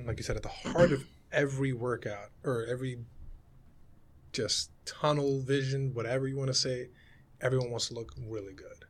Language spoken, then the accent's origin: English; New York City, New York, United States; I grew up in the Bronx